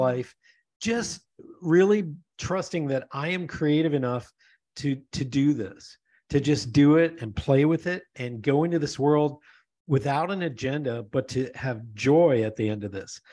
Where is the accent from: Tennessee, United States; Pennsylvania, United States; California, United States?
Pennsylvania, United States; moved away; also born or lived in Denver; I grew up in Pennsylvania